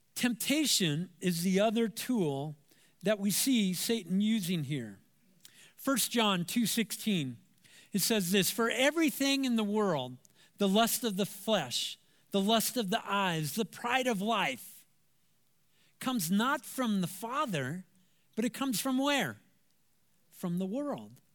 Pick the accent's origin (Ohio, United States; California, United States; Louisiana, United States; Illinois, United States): California, United States; Anaheim; I'm from Southern California, Anaheim, to be example, uh, to be specific. And I went to Savannah High School